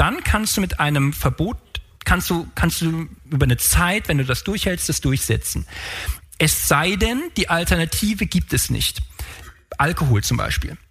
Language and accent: German; Frankfurt, Hesse, Germany; ich komme aus Frankfurt